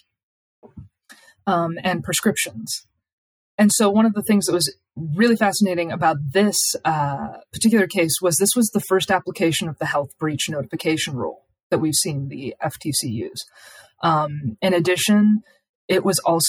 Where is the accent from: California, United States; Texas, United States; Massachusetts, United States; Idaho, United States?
Idaho, United States; Idaho is my home state